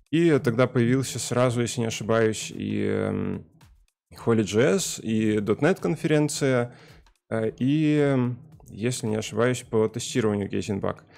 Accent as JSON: {"language": "Russian", "town": "Kostyukovichi", "region": "Mogilev Region", "country": "Belarus", "tie": "born or raised there", "lives_now": "Saint Petersburg, Russia", "said": "Э, я сам родом из Белоруссии, э, если конкретнее из Костякович, маленького города. Э, и сейчас живу в Питере"}